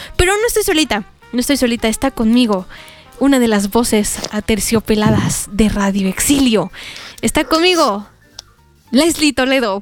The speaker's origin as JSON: {"language": "Spanish", "country": "Mexico", "said": "a los que somos de México"}